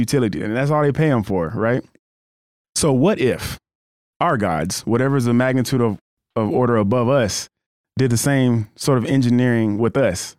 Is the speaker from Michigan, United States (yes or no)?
no; Florida, United States; moved away; also born or lived in Colorado / South Dakota / Los Angeles / Fresno; I grew up in Florida